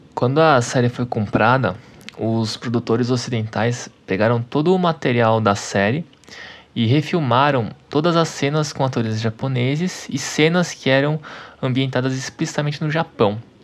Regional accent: Taboão da Serra, São Paulo, Brazil; Eu cresci em Taboão da Serra

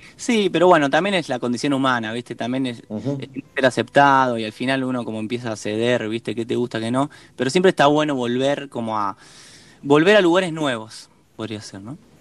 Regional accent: Rosario, Santa Fe, Argentina; now in Buenos Aires, Argentina; somos de Rosario

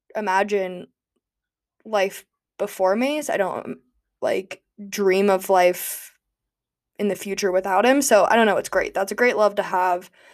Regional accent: United States; also born or lived in Gulfport, Mississippi; growing up in Tahoe

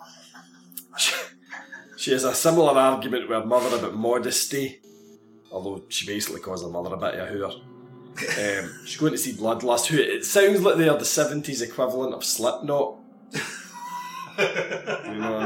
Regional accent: Scotland, United Kingdom; we had the nuclear submarine base in the town, so there was a big, heavy contingent of CND in my hometown

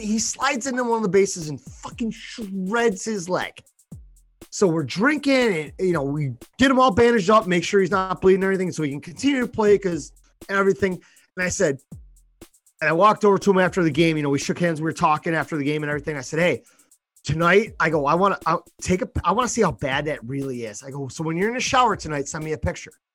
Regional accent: Buffalo, New York, United States; we're from Buffalo

